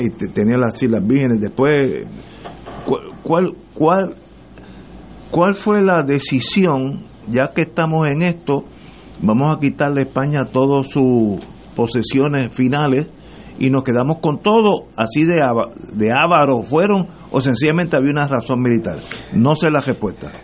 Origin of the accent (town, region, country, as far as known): Puerto Rico